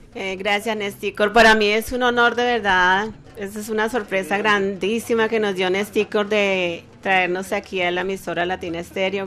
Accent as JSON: {"language": "Spanish", "region": "Bogotá", "country": "Colombia", "moved": "as an adult", "lives_now": "United States", "said": "Yo soy Rola, yo soy bogotana."}